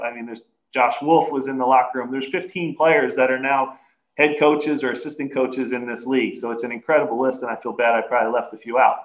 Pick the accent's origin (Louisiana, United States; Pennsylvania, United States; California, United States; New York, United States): Pennsylvania, United States; Philadelphia; I'm proud and, and, fortunate to coach in my hometown city.